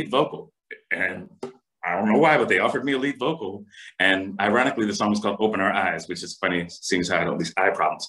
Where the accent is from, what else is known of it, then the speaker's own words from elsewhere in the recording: Philadelphia, Pennsylvania, United States; I'm from Philadelphia, born and raised. My parents are from Puerto Rico.